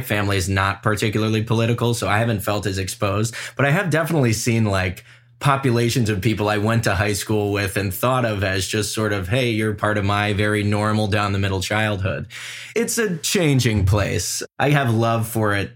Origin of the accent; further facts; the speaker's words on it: Cleveland, Ohio, United States; also born or lived in Los Angeles, United States; now in New York City, United States; I grew up with Leah in Cleveland, Ohio